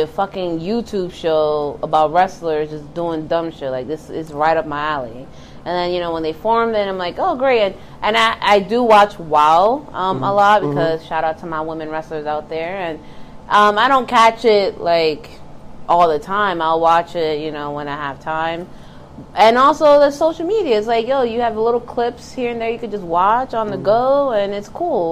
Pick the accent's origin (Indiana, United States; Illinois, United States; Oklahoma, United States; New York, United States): New York, United States; New York City; I grew up in the Bronx